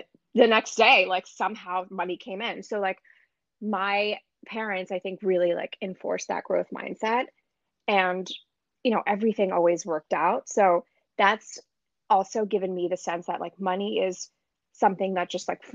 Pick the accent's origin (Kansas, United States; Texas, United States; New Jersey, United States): New Jersey, United States; moved away as an adult; now in Brooklyn, United States; I was born and raised in New Jersey